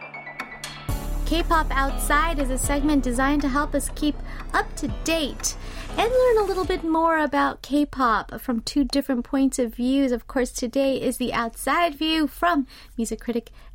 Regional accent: California, United States; now in South Korea; I'm from California

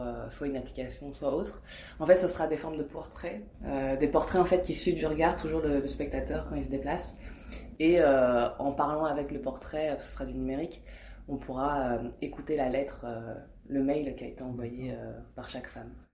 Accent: France; je suis française, je suis née en France, mais euh, ma mère est hongkongaise et, et, mon père est cambodgien

